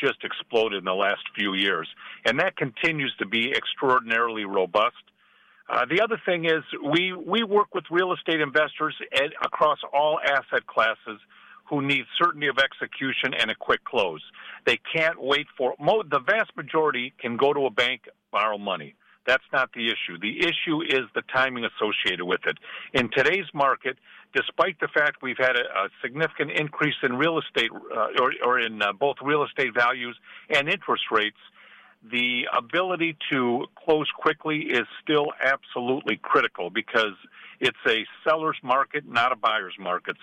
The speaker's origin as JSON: {"language": "English", "region": "Midwest", "country": "United States", "moved": "yes", "said": "I'm originally from the Midwest"}